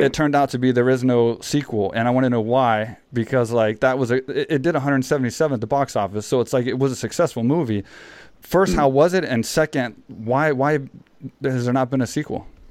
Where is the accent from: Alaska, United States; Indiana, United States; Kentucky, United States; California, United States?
California, United States; San Jose; moved away as an adult; now in Thailand; me growing up in San Jose